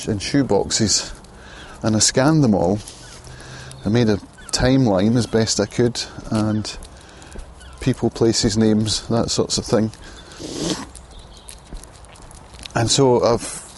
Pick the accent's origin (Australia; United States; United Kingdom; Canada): United Kingdom; Prestwick, Scotland; My mum grew up in Ayr, and I grew up in Prestwick